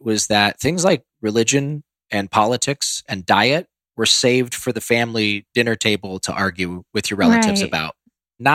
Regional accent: Ohio, United States; moved away; I grew up in Ohio where corn and soybeans are grown.

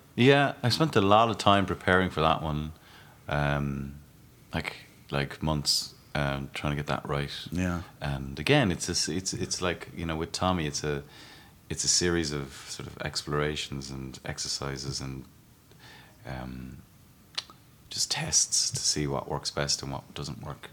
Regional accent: Ireland; as an Irishman to make a, a film about my country, um, and, and and actually my county where I grew up

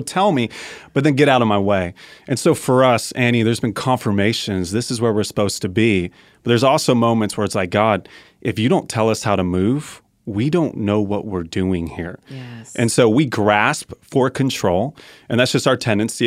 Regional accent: Colorado, United States; I'm from Colorado

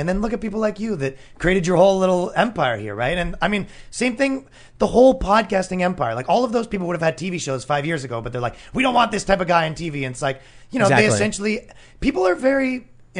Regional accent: Canada; now in New York, United States; I'm Canadian.

